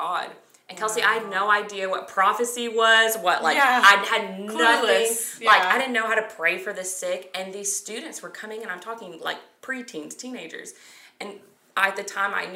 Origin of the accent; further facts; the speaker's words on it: the South, United States; we grew up in the South